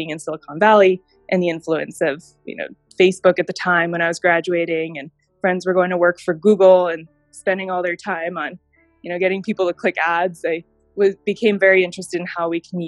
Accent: Tokyo, Japan; moved away; also born or lived in Thailand / China / Germany; I'm originally from Tokyo, Japan.

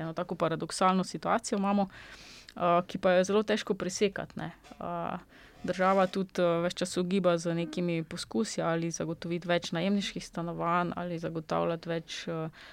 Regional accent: Slovenia

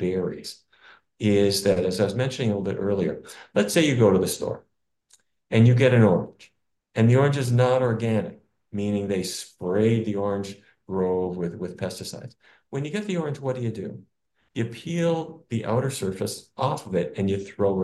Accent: North Dakota, United States; where I grew up in North Dakota

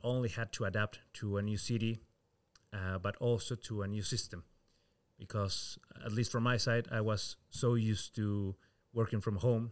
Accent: Peru; moved away as an adult; now in Rotterdam, Netherlands; I come from Peru

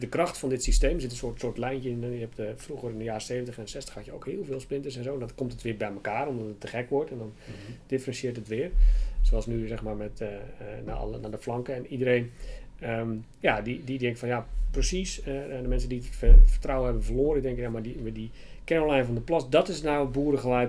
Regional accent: Waddinxveen, South Holland, Netherlands; also born or lived in Leiden; ik ben geboren en getogen in Warningsveen.

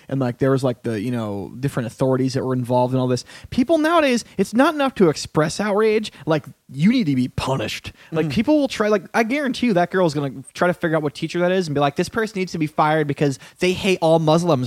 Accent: United States; born or raised there; moved away

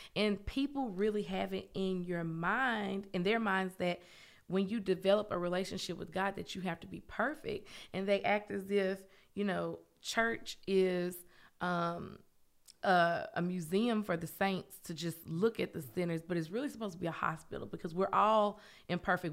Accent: Memphis, Tennessee, United States; moved away as an adult; also born or lived in Knoxville, Tennessee; now in Oak Ridge, United States; I'm from Memphis

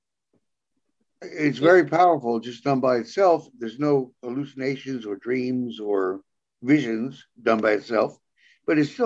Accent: New York City, New York, United States; I was from New York City.

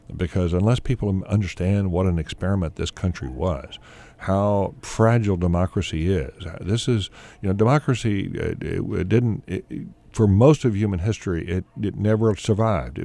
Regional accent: the South, United States; growing up in the South. You know, we, I grew up on a dirt road there

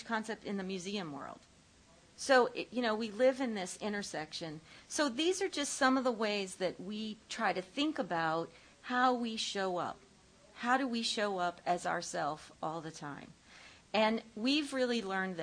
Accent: Ohio, United States; I grew up in Ohio

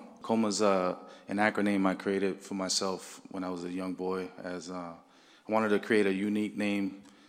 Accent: Boston, Massachusetts, United States; I've been doing art for over 22 years. I'm from the city of Boston. I grew up in Roxbury.

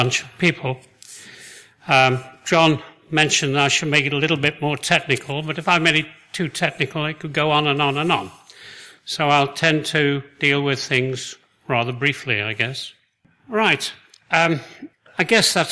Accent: United Kingdom; ourselves, the Brits

